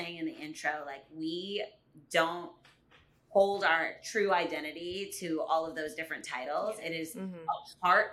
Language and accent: English; Virginia Beach, Virginia, United States; now in New Jersey, United States; I am from Virginia Beach originally, and I will always claim that as my home